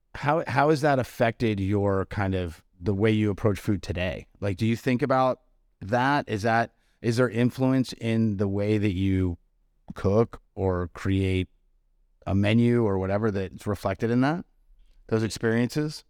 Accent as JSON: {"language": "English", "town": "Marblehead", "region": "Massachusetts", "country": "United States", "tie": "born or raised there", "moved": "yes", "lives_now": "Charleston, United States", "said": "I grew up on the North Shore of Boston in, um, in Marblehead, Mass"}